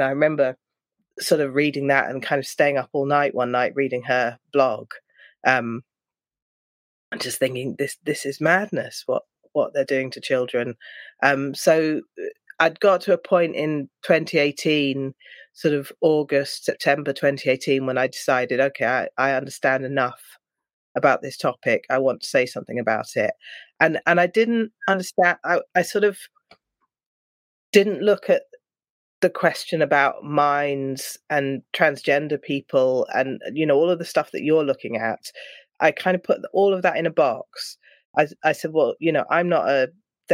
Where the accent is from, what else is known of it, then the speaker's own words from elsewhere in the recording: London, United Kingdom; I'm from London